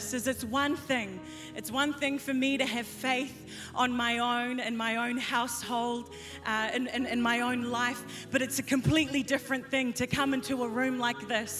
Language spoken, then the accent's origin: English; New Zealand; I'm from New Zealand. But the brown is from Fiji